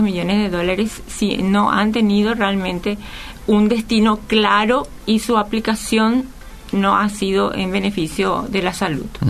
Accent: Paraguay; estamos viviendo y sintiendo todos los paraguayos

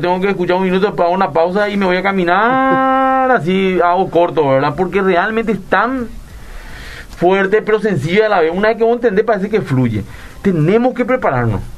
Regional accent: Areguá, Central, Paraguay; de Areguá.

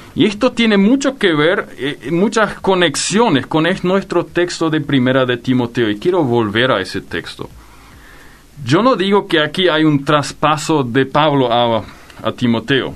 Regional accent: Filadelfia, Boquerón, Paraguay; Yo crecí en el Chaco. En el Chaco, en Filadelfia particularmente

